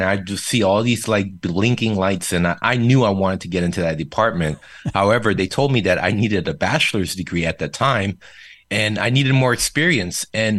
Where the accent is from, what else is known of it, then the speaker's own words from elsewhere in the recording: Seoul, South Korea; first language Korean; English is a second language; moved away as an adult; He was stationed overseas in Yongsan, Seoul, Korea for the longest. So I was really born and raised in Korea, Korean being my first language and then English being my second.